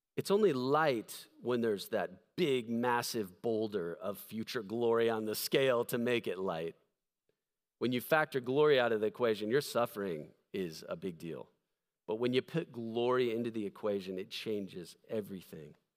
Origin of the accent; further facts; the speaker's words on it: United States; I'm standing up there as this American pastor